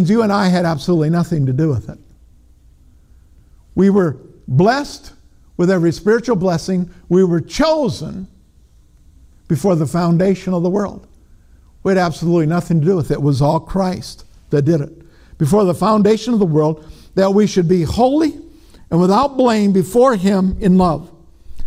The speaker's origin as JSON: {"language": "English", "region": "Minnesota", "country": "United States", "said": "I'm from Minnesota, you know, but even in Minnesota, has is past tense"}